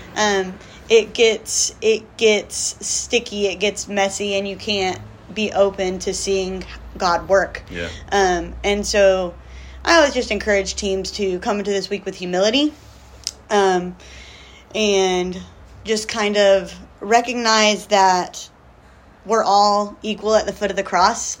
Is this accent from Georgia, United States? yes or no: yes; South Georgia, United States; moved away as an adult; now in Dominican Republic; I grew up in South Georgia, um, born and raised